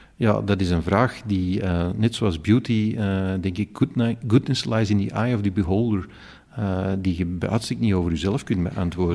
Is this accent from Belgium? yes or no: yes; Flanders, Belgium; hier bij ons in Vlaanderen